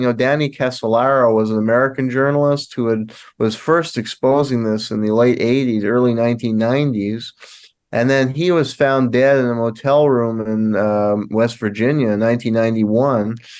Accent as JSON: {"language": "English", "town": "Montreal", "region": "Quebec", "country": "Canada", "tie": "born or raised there", "moved": "yes", "lives_now": "Tulsa, United States", "said": "I was born in Montreal, Canada"}